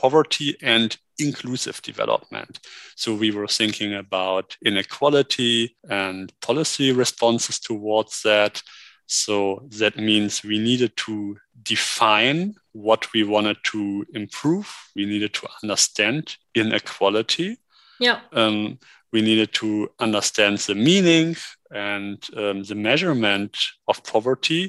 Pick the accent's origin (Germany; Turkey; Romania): Germany; Me being a native German